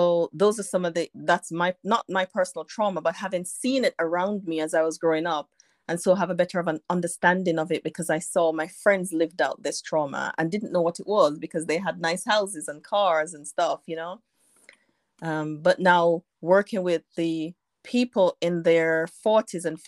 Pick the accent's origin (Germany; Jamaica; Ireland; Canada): Jamaica; now in United Kingdom; though I live in the UK, I'm from Jamaica